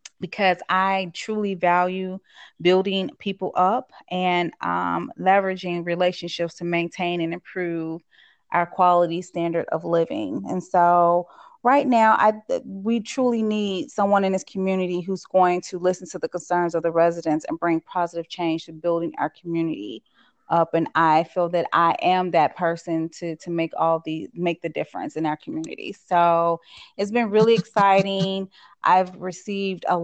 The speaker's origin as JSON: {"language": "English", "town": "Chicago", "region": "Illinois", "country": "United States", "tie": "born or raised there", "said": "I grew up right here in Chicago on both the West and South Side"}